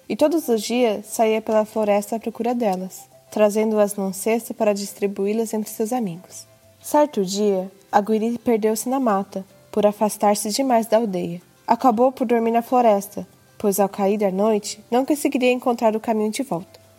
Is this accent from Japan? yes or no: yes; Japan; nasci no Japão e estudei na escola japonesa